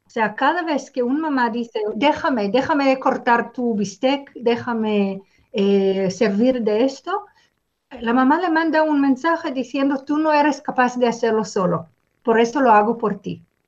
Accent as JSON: {"language": "Spanish", "country": "Israel", "moved": "yes", "said": "Yo vengo de Israel"}